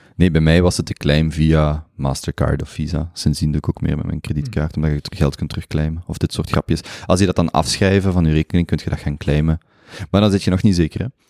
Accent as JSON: {"language": "Dutch", "country": "Belgium", "said": "als Belg"}